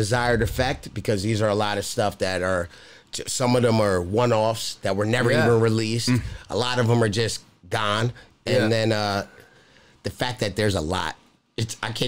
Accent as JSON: {"language": "English", "region": "New York", "country": "United States", "tie": "born or raised there", "moved": "as an adult", "lives_now": "Nevada, United States", "said": "I'm from New York"}